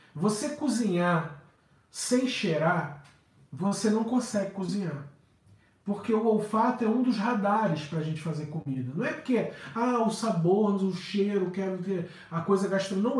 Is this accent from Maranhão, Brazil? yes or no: no; Rio de Janeiro, Brazil; eu sou do Rio há 46 anos